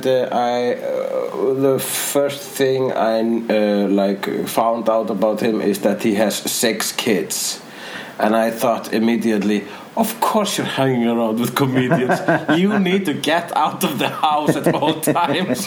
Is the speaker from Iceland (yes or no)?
yes; Iceland; I am Icelandic